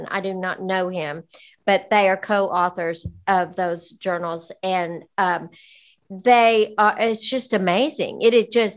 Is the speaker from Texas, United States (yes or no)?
yes; West Texas, United States; I'm from West Texas and I saw a lot of horses.